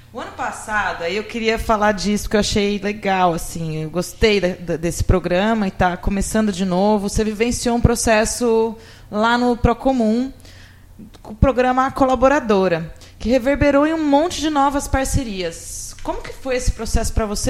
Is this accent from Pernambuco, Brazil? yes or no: no; São Carlos, São Paulo, Brazil; moved away; eu estou voltando visitar a minha terra